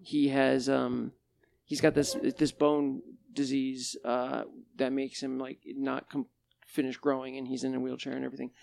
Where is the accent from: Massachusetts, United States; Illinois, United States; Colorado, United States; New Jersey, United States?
Massachusetts, United States; Monson; I grew up in Munson. It's a small town